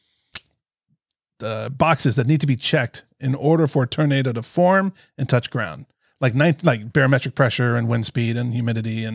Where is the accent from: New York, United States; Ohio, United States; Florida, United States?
Florida, United States; now in Chicago, United States; I grew up in Florida